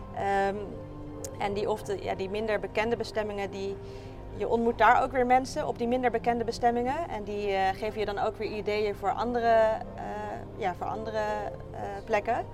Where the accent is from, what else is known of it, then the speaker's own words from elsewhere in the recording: Rotterdam, South Holland, Netherlands; Ik kom uit Rotterdam en daar werk ik als longarts in opleiding